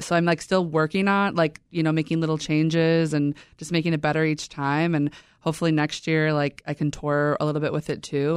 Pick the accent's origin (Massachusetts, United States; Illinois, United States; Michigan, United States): Illinois, United States; Chicago; I'm from Beverly, on the far South Side